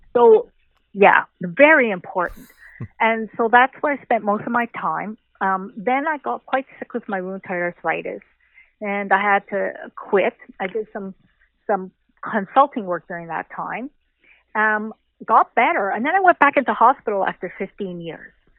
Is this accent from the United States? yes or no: no; Canada; I'm a Canadian